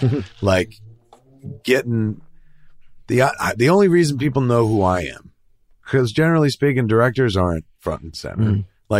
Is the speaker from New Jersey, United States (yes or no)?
yes; New Jersey, United States; I'm from Jersey and I go to convenience stores.